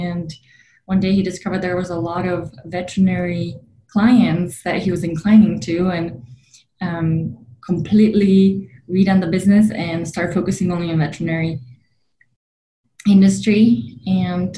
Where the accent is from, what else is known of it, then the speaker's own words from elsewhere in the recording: Slovakia; moved away as an adult; now in United States; I was born and raised in Slovakia, which is in the heart of Europe